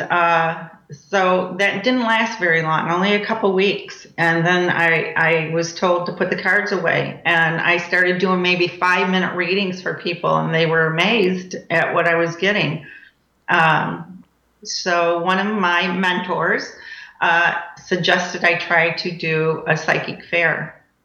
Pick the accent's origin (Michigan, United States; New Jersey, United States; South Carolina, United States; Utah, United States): Michigan, United States; now in Cape Coral, United States; I'm from Michigan